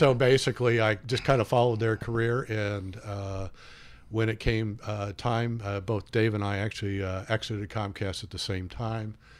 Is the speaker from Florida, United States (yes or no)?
no; Peru, Indiana, United States; moved away as an adult; I grew up in Peru, Peru, Indiana, that is